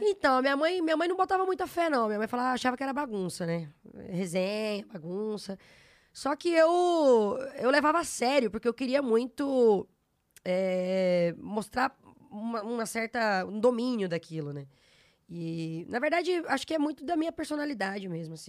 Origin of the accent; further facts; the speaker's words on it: Araguaína, Tocantins, Brazil; moved away as an adult; also born or lived in Goiânia / São Luís; now in São Paulo, Brazil; Eu sou de Goiânia, natural de Goiânia, e, e, na, e cresci, né? Fui criada em Araguaína, no interior do estado Tocantins